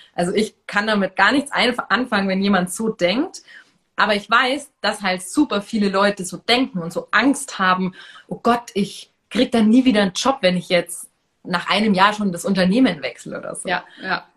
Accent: Munich, Bavaria, Germany; ich komme ja hier aus München

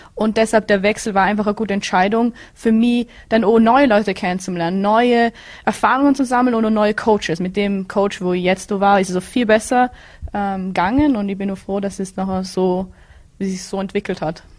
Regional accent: Bregenz, Vorarlberg, Austria; moved away as an adult; now in Florida, United States; Ich bin, ich komme aus Bregenz

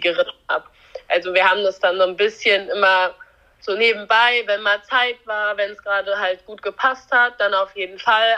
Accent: near the Dutch border, Germany; Marsbergen liegt halt relativ nah ja an meinem Heimatort, würde ich mal so sagen. Also wir sind relativ dicht an der holländischen Grenze.

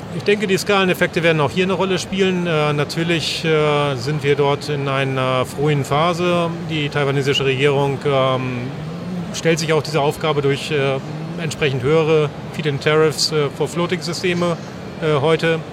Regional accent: Northern Germany, Germany; als Norddeutscher

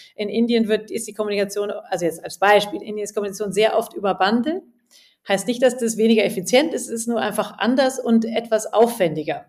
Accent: Munich, Bavaria, Germany; moved away as an adult; also born or lived in England / Spain / India; ich komme ja aus München und habe auch mein Collective jetzt hier in München

